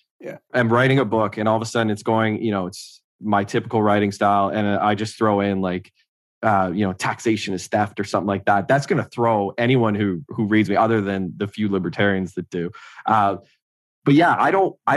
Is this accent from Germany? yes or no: no; Renfrew, Ontario, Canada; now in Ottawa, Canada; my hometown, Renfrew